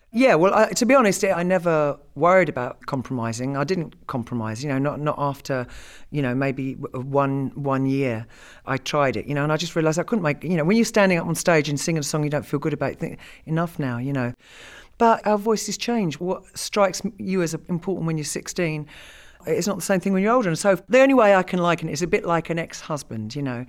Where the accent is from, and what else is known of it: United Kingdom